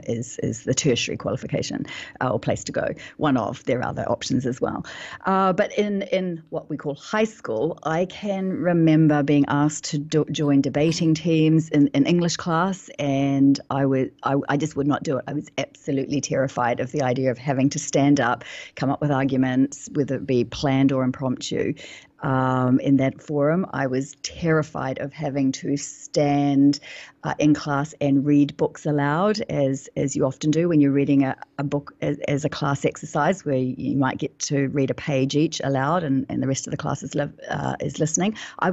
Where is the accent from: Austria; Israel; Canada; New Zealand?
New Zealand; like you said earlier, I'm from New Zealand, and sometimes the New Zealand accent can be a little challenging on the ears.